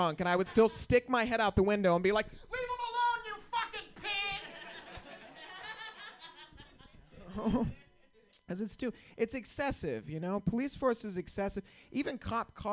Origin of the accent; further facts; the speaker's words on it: Santa Rosa, California, United States; I'm from the North Bay